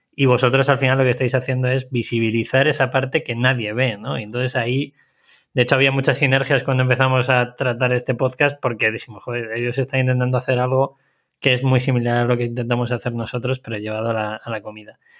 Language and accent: Spanish; Segovia, Castile and León, Spain; yo soy nacido en Segovia